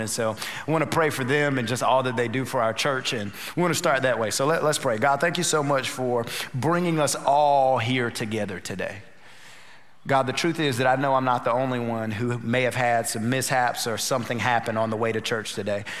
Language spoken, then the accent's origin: English; North Carolina, United States; now in Houston, United States; We're originally from North Carolina.